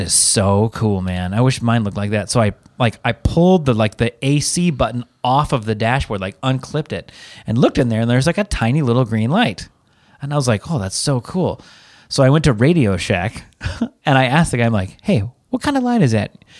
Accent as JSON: {"language": "English", "town": "Seattle", "region": "Washington", "country": "United States", "moved": "yes", "said": "I'm from Seattle. It rains there"}